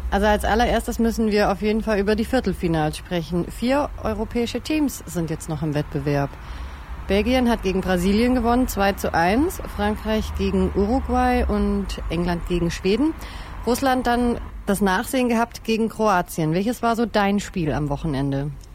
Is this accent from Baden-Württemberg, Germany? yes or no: yes; the Stuttgart area, Baden-Württemberg, Germany; Ich komme ja auch aus der Ecke